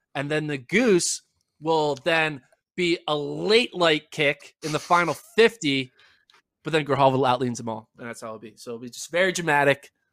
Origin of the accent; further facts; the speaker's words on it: Austin, Texas, United States; we're from Austin